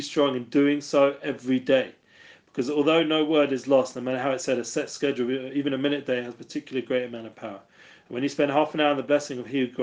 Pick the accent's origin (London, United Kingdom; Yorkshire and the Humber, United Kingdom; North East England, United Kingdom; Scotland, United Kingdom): London, United Kingdom; moved away; I'm from England, from London